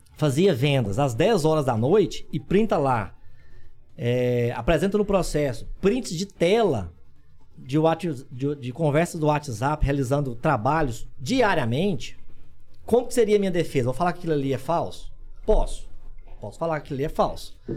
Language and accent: Portuguese; Orizona, Goiás, Brazil; lá da minha cidade, de Orizona